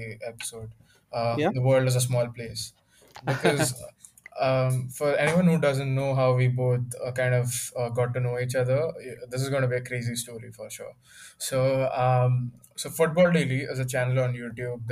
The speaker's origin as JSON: {"language": "English", "region": "Andhra Pradesh", "country": "India", "tie": "born or raised there", "moved": "yes", "lives_now": "Mumbai, India", "said": "he's from Andhra Pradesh, from where I am exactly. And our native town happens to be around the same place"}